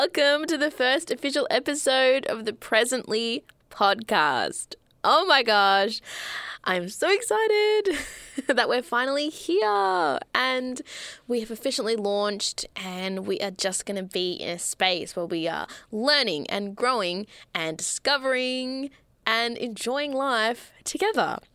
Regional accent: Melbourne, Victoria, Australia; I grew up in Melbourne, Australia

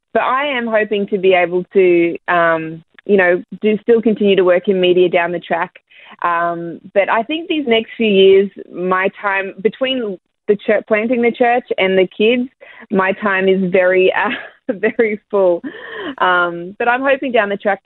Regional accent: Ipswich, Queensland, Australia; moved away as an adult; now in United States; We were both born, like, Terrence was born in Brisbane, I was born in Ipswich.

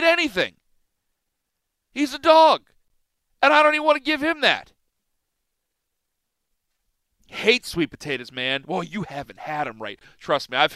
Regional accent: Big Ten area, Midwest, United States; I'm from the Big Ten area.

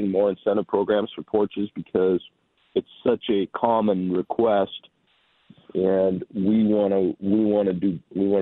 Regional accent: North Branch, Minnesota, United States; I grew up in North Branch, Minnesota, with my family

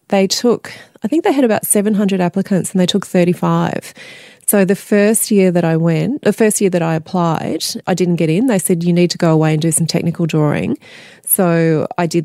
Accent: country Victoria, Australia; born or raised there; also born or lived in Adelaide, South Australia

